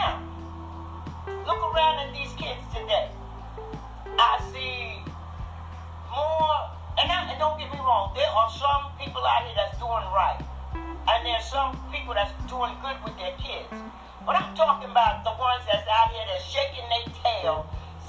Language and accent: English; New York City, New York, United States; moved away; also born or lived in Bronx / Brooklyn / Stamford, Connecticut; I grew up north in Harlem, not far from 125th Street.